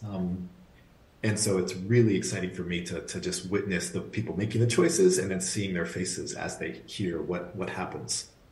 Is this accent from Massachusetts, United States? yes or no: yes; outside of Boston, Massachusetts, United States; a young kid growing up outside of Boston